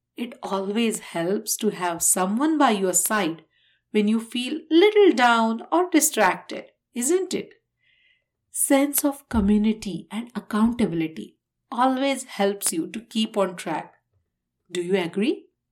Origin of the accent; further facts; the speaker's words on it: India; moved away; my home country, India